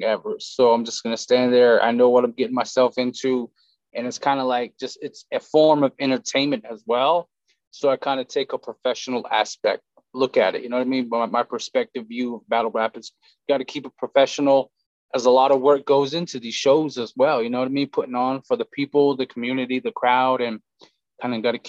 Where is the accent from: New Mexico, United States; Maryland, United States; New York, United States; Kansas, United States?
New Mexico, United States; Shiprock; I'm from Shiprock, New Mexico